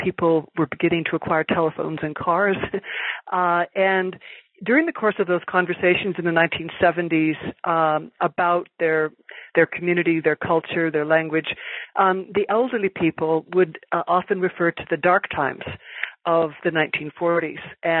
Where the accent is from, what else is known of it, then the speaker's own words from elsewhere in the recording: Pennsylvania, United States; moved away as an adult; also born or lived in California / Oxford, England; I grew up in Pennsylvania in a very small town and went to Pomona College in California as an undergraduate